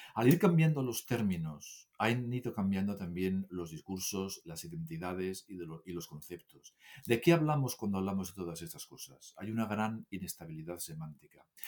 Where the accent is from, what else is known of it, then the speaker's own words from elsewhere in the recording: Asturias, Spain; Yo soy de Asturias